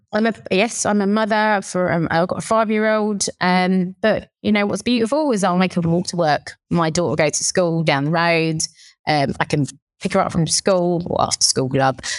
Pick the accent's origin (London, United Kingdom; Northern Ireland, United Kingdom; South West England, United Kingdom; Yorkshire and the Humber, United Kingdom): London, United Kingdom; accent: Cockney; I'm born here in, in the U K and, but I, you know, my, my, my blood is Thai through and through, but, um, I'm like the Thai Cockney